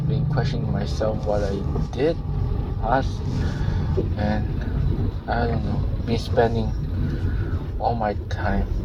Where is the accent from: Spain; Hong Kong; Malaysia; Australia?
Malaysia; moved away as an adult; also born or lived in United States; I could just study in my home country. I could just study in Malaysia.